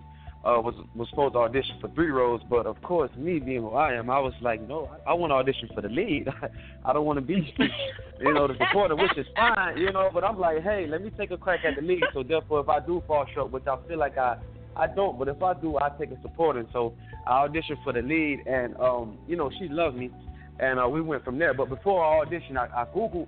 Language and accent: English; Miami, Florida, United States; also born or lived in California; now in Atlanta, United States; I'm coming from born and raised originally in Miami, Florida. From Florida, I moved to California.